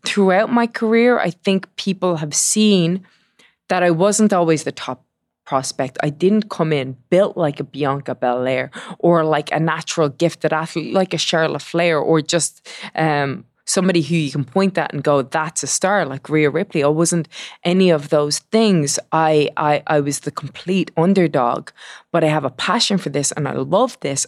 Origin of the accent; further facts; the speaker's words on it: Dublin, Leinster, Ireland; I am from Dublin, Ireland